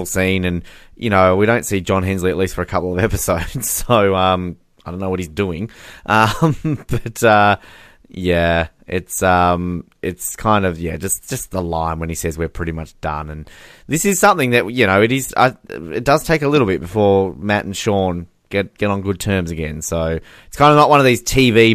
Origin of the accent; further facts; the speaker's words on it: Australia; as an Australian